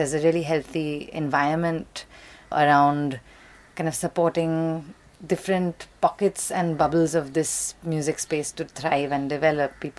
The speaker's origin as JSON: {"language": "English", "country": "India", "said": "very often I'm the female artist, very often I'm the Indian artist, very often it'll be the live act amongst the DJs."}